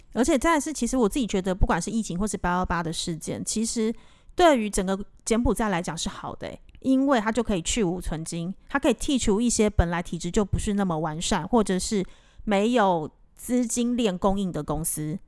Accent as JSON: {"language": "Chinese", "country": "Taiwan", "moved": "yes", "lives_now": "Cambodia", "said": "我们在这边工作这么久的台湾人"}